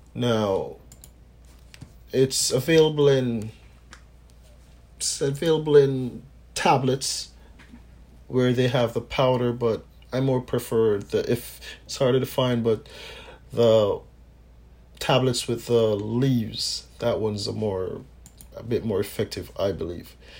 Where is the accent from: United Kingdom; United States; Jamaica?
Jamaica; from time I was a youth growing up in Jamaica